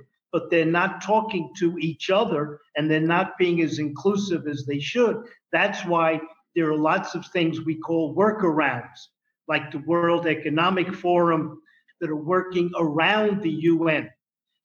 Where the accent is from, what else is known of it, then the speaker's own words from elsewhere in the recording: New York City, New York, United States; I'm from the Bronx